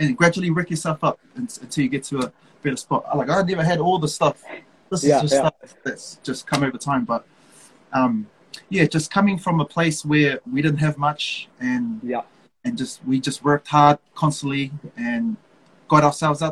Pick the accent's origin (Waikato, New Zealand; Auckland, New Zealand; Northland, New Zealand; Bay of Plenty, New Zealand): Auckland, New Zealand; I was born and bred in Manurewa